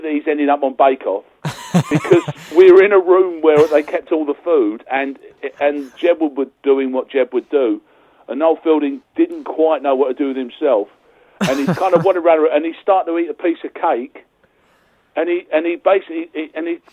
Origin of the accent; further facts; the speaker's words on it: Essex, East of England, United Kingdom; also born or lived in London; I'm a proper Londoner. I was born in Essex.